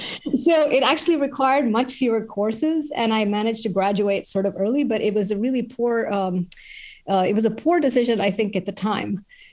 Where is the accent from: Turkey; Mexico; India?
India; Chennai, Tamil Nadu; I grew up in India, in Chennai. It used to be called Madras. It's on the southeast coast.